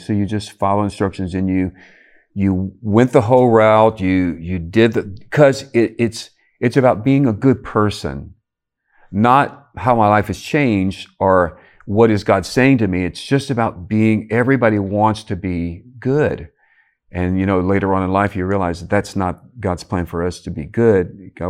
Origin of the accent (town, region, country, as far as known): Cajun community, Louisiana, United States; born or raised there